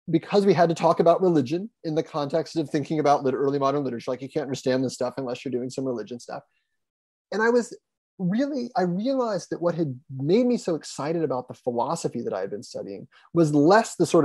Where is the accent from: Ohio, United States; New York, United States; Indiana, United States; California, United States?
Ohio, United States; Columbus; also born or lived in Lima, Ohio; I grew up in Columbus